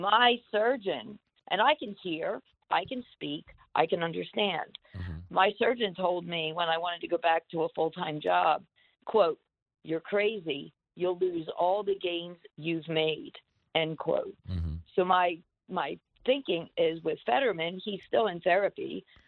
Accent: Lower Delaware County, Pennsylvania, United States; now in Reading, United States; I'm actually from Lower Delco.

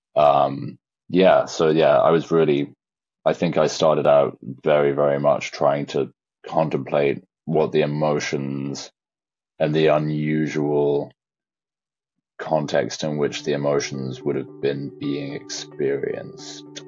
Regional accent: Shropshire, West Midlands, United Kingdom; born or raised there

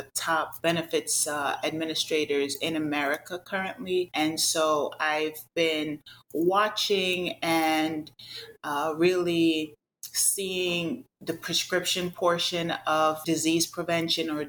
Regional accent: Jamaica; now in United States; I'm originally from the Caribbean. I'm a native of Jamaica

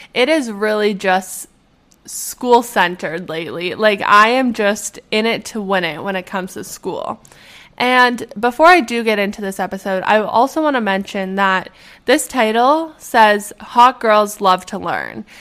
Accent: Edmonton, Alberta, Canada; born or raised there; moved away

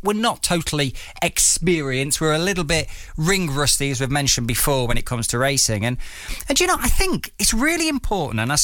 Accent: Derby, East Midlands, United Kingdom; now in Bristol, United Kingdom; I'm from Derby, and it was great to go back for a few days with Martina, catch up with my grandma

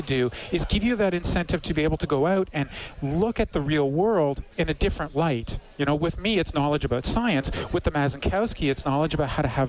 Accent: Toronto, Ontario, Canada; now in Edmonton, Canada; I come from Toronto.

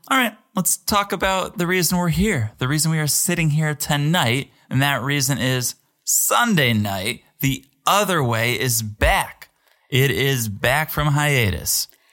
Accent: Connecticut, United States; I'm from America. I'm from Connecticut

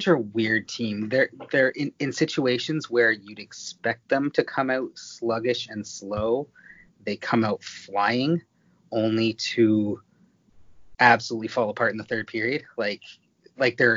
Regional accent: Toronto, Ontario, Canada; I'm from Toronto. I grew up around the OHL.

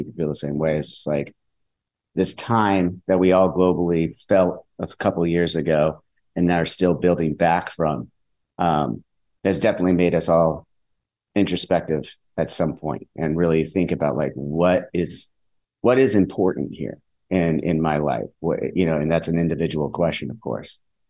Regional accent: Southern California, United States; we're from Southern California.

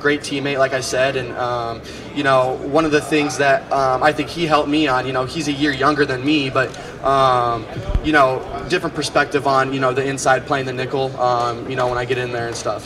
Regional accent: Iowa, United States; I'm from Iowa.

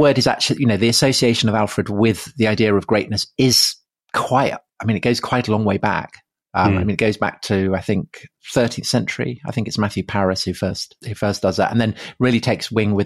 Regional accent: near Wilton, Wessex, South West England, United Kingdom; I grew up near Wilton

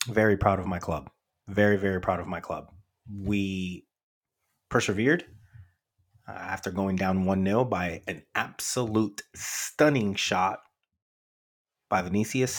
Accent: United States; as an American

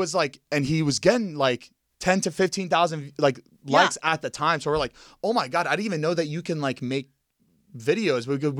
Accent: Plantation, Florida, United States; born or raised there; moved away as an adult; also born or lived in Miami, Florida / Coral Springs, Florida

